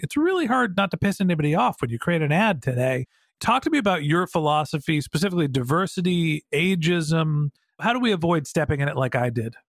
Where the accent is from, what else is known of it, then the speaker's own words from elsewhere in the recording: United States; White guy, middle-aged, privileged, United States of America